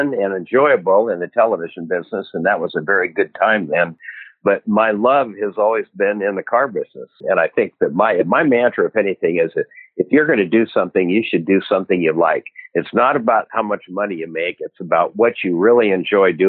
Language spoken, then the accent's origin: English; Spokane, Washington, United States; I grew up in Spokane, Washington